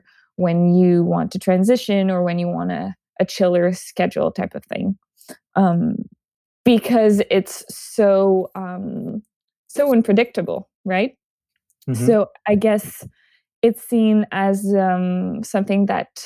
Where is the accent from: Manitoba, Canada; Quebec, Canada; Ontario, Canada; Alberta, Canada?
Quebec, Canada; Montreal; moved away; I'm originally from Montreal, Canada